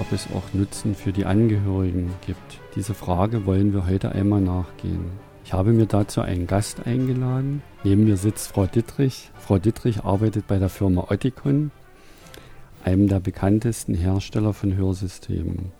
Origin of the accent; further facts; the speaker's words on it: Saxony, Germany; ein Ausdruck, der bei uns in Sachsen hier benutzt wird